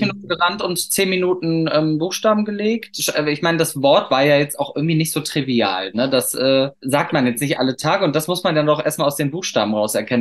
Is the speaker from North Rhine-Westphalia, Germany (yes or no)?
yes; Cologne, North Rhine-Westphalia, Germany; wir kommen ja beide aus Köln